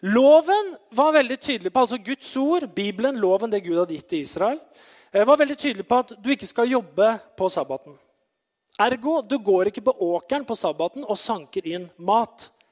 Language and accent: Norwegian; Norway; jeg har vokst opp i Betania, eh, lenger opp i gata her